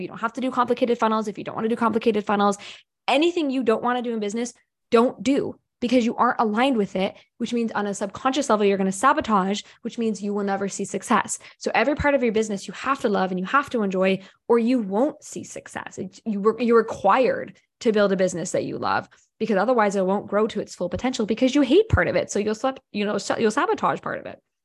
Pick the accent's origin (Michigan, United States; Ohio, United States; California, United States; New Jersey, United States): Ohio, United States; I'm from Ohio. I'm from middle America